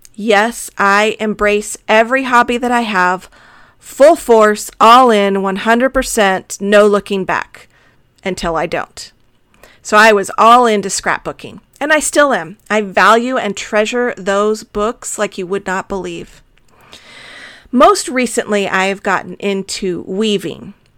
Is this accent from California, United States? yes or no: no; Tucson, Arizona, United States; also born or lived in Texas; I was born in Texas, but I have lived most of my life in the desert southwest of Arizona. I love Tucson